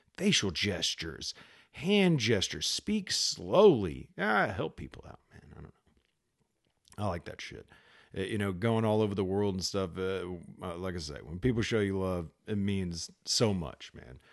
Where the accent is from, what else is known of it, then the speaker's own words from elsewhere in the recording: United States; as an American